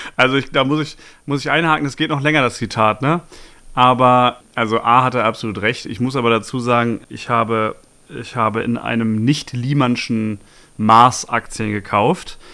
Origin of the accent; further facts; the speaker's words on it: Bochum, North Rhine-Westphalia, Germany; also born or lived in Marburg; now in Berlin, Germany; Ich bin ja immerhin ge gebürtiger Bochumer